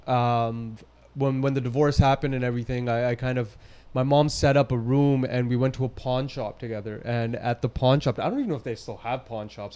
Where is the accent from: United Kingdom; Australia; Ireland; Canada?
Canada; Surrey, British Columbia; I'm born and raised from Surrey. You know, I was I was born at Surrey Memorial Hospital, went to school, and lived my whole life in Surrey